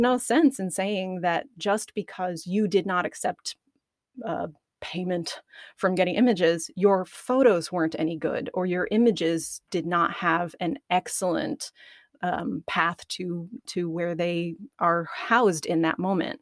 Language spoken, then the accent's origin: English; Arkansas, United States; I'm from Arkansas